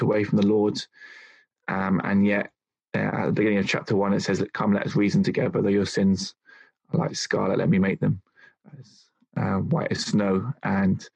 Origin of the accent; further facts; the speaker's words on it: London, United Kingdom; moved away as an adult; also born or lived in Niddrie, Edinburgh, Scotland; now in Edinburgh, United Kingdom; I was brought up in London, in England. As you can tell, I haven't got a Scottish accent. I've been in Scotland 15 years, but not picked it up one bit.